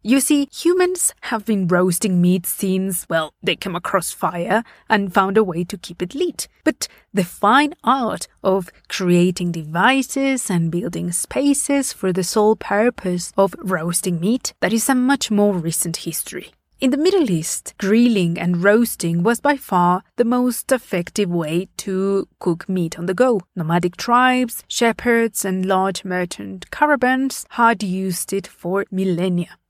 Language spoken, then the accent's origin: English; Puebla, Mexico; my hometown, the city of Puebla